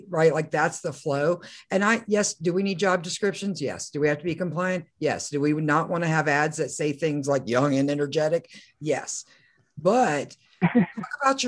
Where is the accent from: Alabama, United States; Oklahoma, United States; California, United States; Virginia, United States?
Oklahoma, United States; I'm from Oklahoma